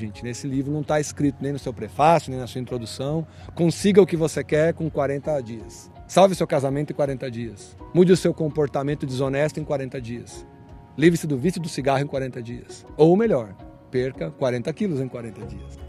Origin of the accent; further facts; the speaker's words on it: Santo André, São Paulo, Brazil; pastor na minha cidade natal, que é Santo André, São Paulo.